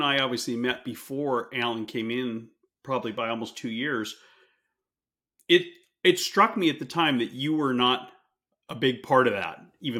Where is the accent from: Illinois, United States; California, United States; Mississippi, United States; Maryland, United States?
California, United States; moved away; I grew up in California, didn't know how things worked in the industrial parts of the country.